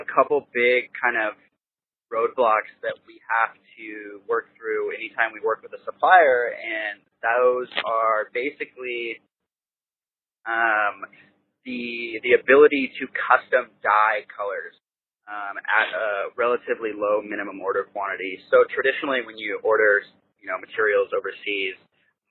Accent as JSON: {"language": "English", "region": "Washington", "country": "United States", "tie": "born or raised there", "said": "I grew up skiing here in Washington."}